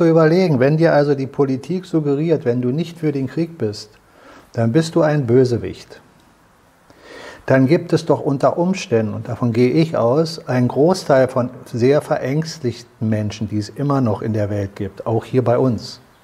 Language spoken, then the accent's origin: German; Germany; uns als Deutsche